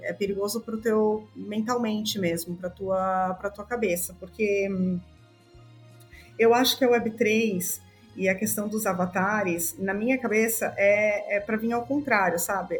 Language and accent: Portuguese; Balneário Camboriú, Santa Catarina, Brazil; moved away as an adult; also born or lived in São Paulo, Brazil; now in Greece; eu sou natural de São Paulo, morei minha vida inteira em, em Balneário Camboriú, em Santa Catarina. E hum, hoje, atualmente, eu moro na Grécia